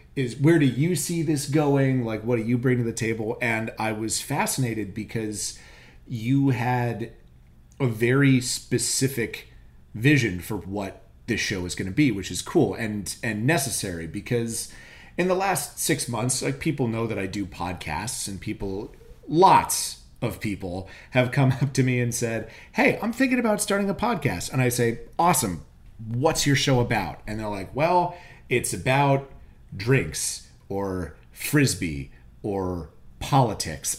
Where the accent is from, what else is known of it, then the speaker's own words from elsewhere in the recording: Virginia, United States; I grew up in Virginia. I went to college in Virginia.